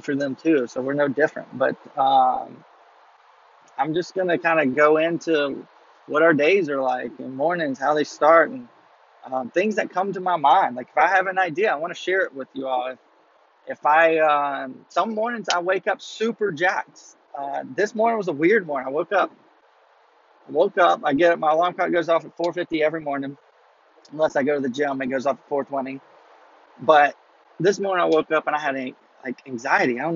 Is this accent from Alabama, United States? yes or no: yes; Mobile, Alabama, United States; I'm from Mobile, Alabama.